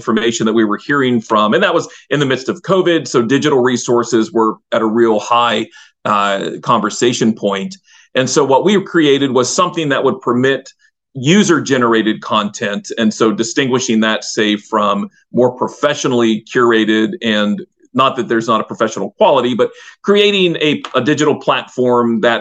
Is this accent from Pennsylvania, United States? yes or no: yes; Southwest Pennsylvania, United States; moved away as an adult; also born or lived in Northwest Ohio / Pittsburgh; I grew up in Southwest Pennsylvania